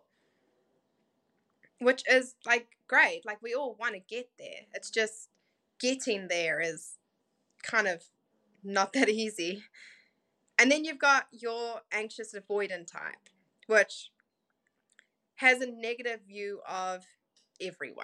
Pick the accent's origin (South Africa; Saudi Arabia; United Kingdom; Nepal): South Africa; growing up in South Africa, it wasn't an easy life.